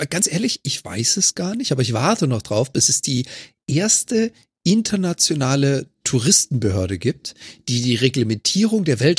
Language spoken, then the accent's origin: German; Germany; Ich meine, komm, wir als Deutsche kennen das doch.